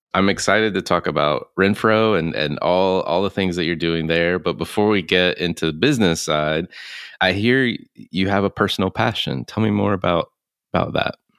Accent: Concord, North Carolina, United States; I grew up in Concord, North Carolina

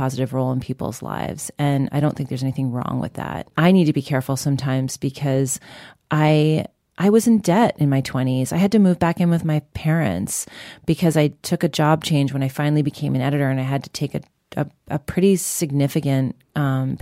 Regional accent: Long Island, New York, United States; growing up on Long Island in a really kind of white suburban community

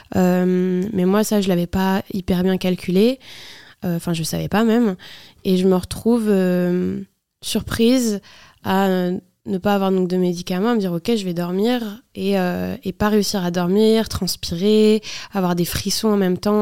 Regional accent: Nantes, Pays de la Loire, France; nous, on est de Nantes

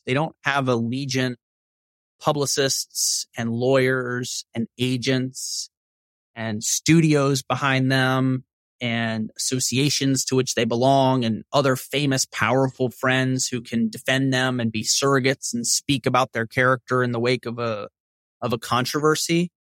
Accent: Shreveport, Louisiana, United States; growing up in Northwest Louisiana

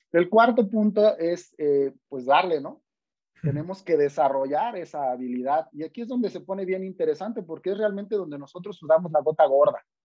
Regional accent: Mexico; Yo soy orgullosamente mexicano

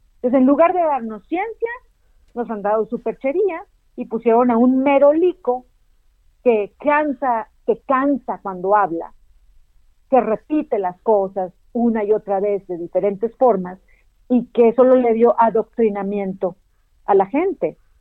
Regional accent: Mexico

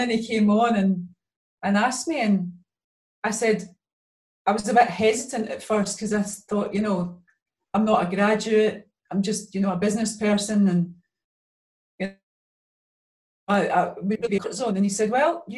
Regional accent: Glasgow, Scotland, United Kingdom; I was many years growing up in the East End of Glasgow.

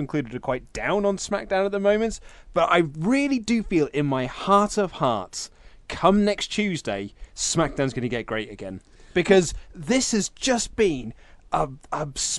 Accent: Reading, South East England, United Kingdom; I was born and raised in Reading, lived in Caversham for 18 years.

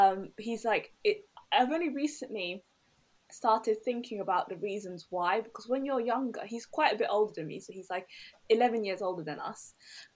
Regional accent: London, United Kingdom; My family are Somali, so I'm Somali, and but I grew up in Tottenham in North London.

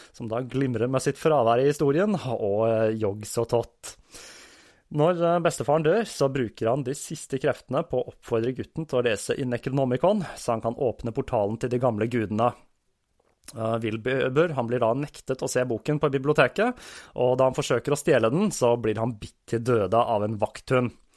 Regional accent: Oslo, Norway; plassen der jeg vokste opp

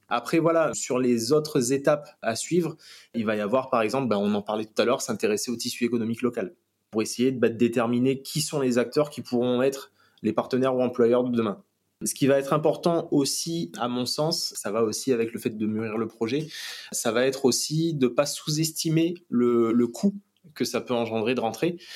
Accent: Réunion; moved away; also born or lived in Metropolitan France; en tant que réunionnais de retour, bah forcément, euh, c'est le cadre de vie qui est totalement différent et voilà, c'est un retour chez soi

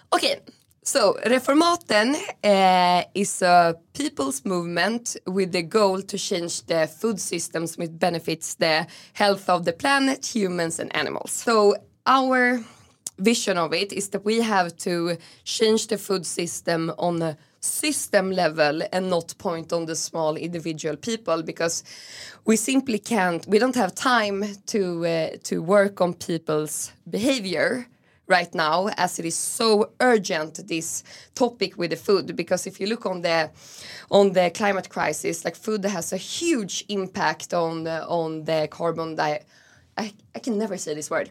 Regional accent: Stockholm, Stockholm County, Sweden; moved away as an adult; also born or lived in Åland / Berlin; I'm raised in Gamla stan, actually on Stortorget. So very city center of Stockholm

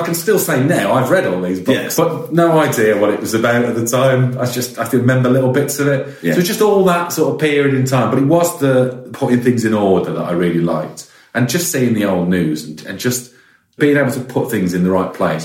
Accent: West Midlands, United Kingdom; Growing up in the West Midlands

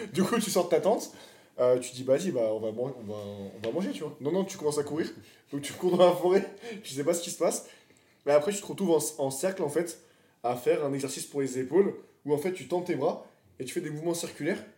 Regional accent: France; Nous, on est français

